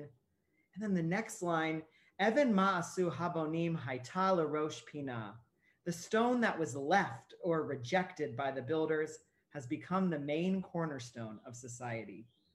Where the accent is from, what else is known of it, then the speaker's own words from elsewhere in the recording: Ohio, United States; where I grew up in Ohio